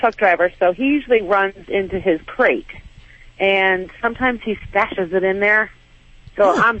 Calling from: Marianna, Florida, United States; Florida. Marianna, Florida.

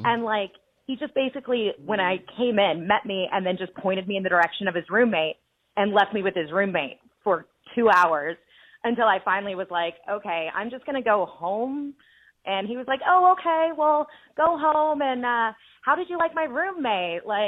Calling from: Mesa, Arizona, United States; from Mesa, Arizona.

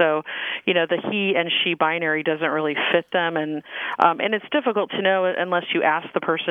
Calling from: San Diego, California, United States; I'm calling from San Diego.

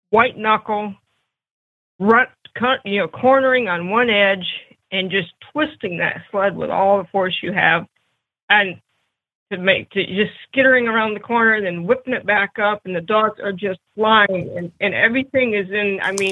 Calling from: Wisconsin, United States; Uh, northern Wisconsin, and we had a skiff of snow this morning.

